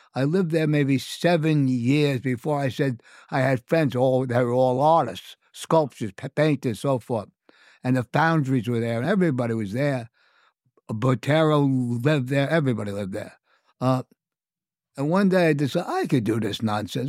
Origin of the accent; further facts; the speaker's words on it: New York City, New York, United States; I'm from the Bronx, so Italian food, I was part of my upbringing